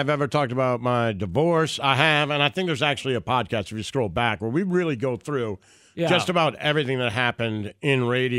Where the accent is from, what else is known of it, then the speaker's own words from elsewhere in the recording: Detroit, Michigan, United States; I think I grew up in Detroit, and when I was in Detroit, Stern was on the air